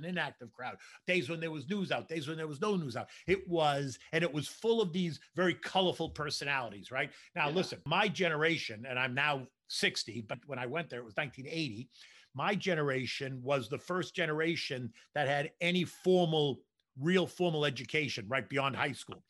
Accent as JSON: {"language": "English", "town": "Boston", "region": "Massachusetts", "country": "United States", "tie": "born or raised there", "also_born_or_lived": "Washington, D.C. / New York City", "moved": "as an adult", "said": "I grew up in Boston"}